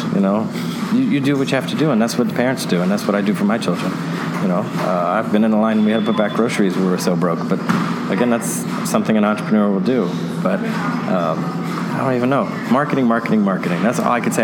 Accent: New York City, New York, United States; moved away as an adult; now in Tampa Bay, United States; growing up in Brooklyn, New York

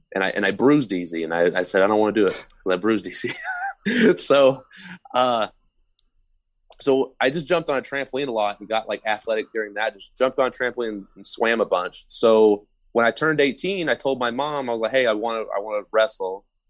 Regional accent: Oklahoma, United States; I'm from Oklahoma

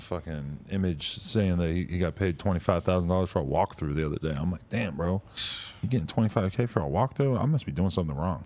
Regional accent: East Coast, United States; being from the East Coast

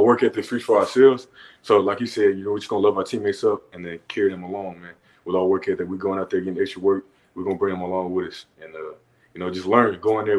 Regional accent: Dallas, Texas, United States; now in Los Angeles, United States; being in Denton, like, we're from Dallas kids, and that was only, like, 45 minutes away, like, moving all the way out to LA.

